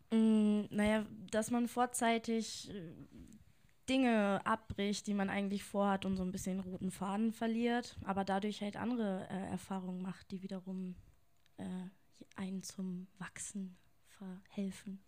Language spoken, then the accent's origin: German; Lehrte, Lower Saxony, Germany; now in Hanover, Germany; Also ich komme gebürtig aus Lehrte